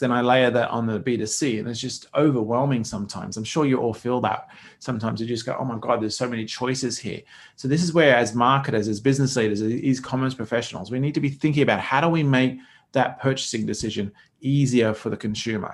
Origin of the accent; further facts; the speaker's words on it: Australia; as an Aussie